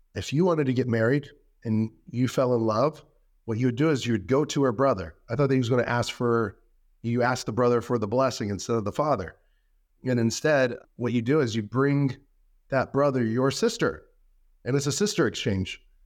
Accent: United States; being an American and having free speech

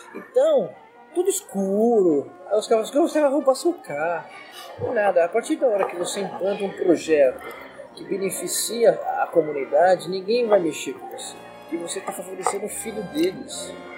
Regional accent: São Paulo, Brazil; eu moro na zona, nasci na Zona Leste, tudo na história, eu nasci na Zona Leste, é, naquela época nada asfaltado, tudo lama

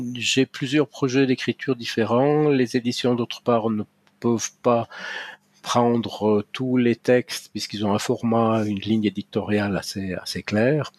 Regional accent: Valais, Switzerland; mes racines culturelles sont ici.

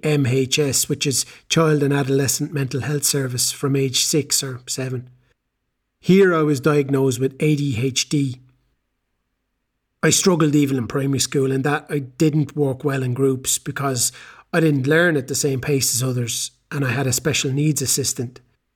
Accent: Galway, Connacht, Ireland; I'm from Galway in Ireland, and I'm 18 years old.

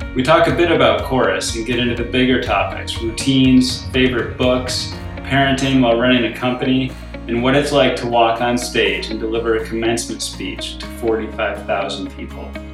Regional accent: Rochester, Michigan, United States; I grew up in Rochester

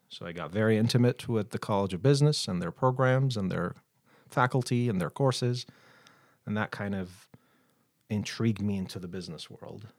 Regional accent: Baghdad, Baghdad Governorate, Iraq; moved away as an adult; now in Billings, United States; born and raised in Baghdad, Iraq

